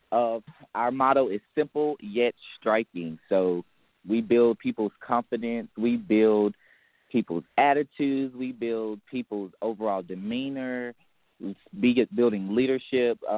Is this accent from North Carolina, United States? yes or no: yes; Charlotte, North Carolina, United States; the nearest city will be Charlotte, North Carolina. So I am hailing from the Queen City.